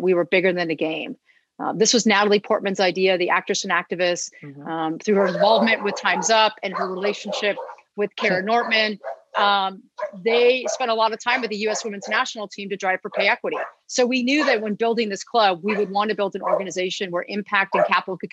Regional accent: Los Angeles, California, United States; I'm a born and raised Los Angelian. I actually live about a half a mile from where I grew up

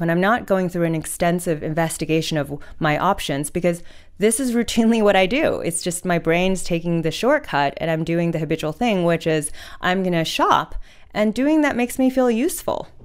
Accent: Hudson Valley, New York, United States; moved away as an adult; also born or lived in China / Oxford, United Kingdom; now in Australia; I went to middle and high school in the Hudson Valley, so which is about ninety minutes north of New York City

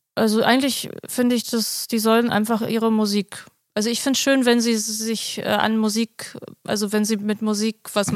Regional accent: Berlin, Germany; also born or lived in Kreuzberg; ich komme ja aus der Straße, wo auch äh, die Disco ist

